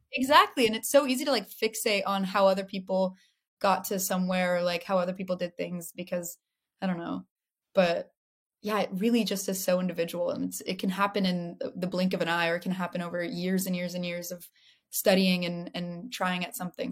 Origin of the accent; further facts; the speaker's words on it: Los Angeles, California, United States; I have my whole my own relationship to LA than uh, since I grew up here